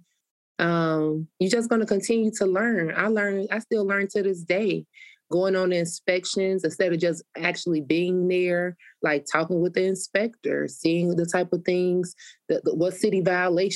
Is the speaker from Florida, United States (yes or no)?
no; Chicago, Illinois, United States; I was born and raised on the South Side.